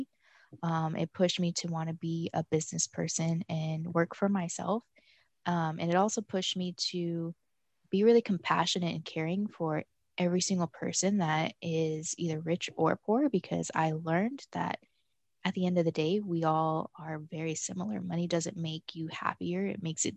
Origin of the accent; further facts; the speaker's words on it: Denver, Colorado, United States; moved away as an adult; now in Miami, United States; I was born and raised in Denver, Colorado